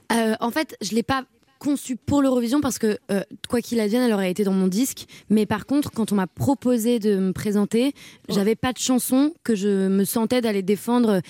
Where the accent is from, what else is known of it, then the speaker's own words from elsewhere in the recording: Paris, Île-de-France, France; Je suis née à Paris.